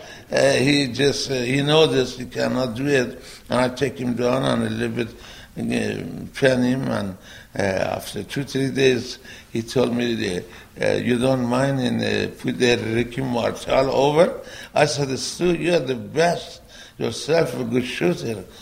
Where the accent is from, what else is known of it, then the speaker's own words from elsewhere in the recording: Iran; English is a second language; now in United States; I'm from Iran